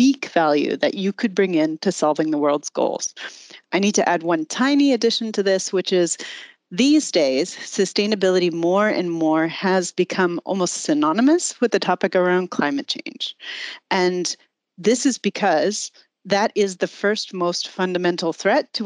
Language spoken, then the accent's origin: English; United States; accent: American; moved away as an adult; now in Germany; I actually am American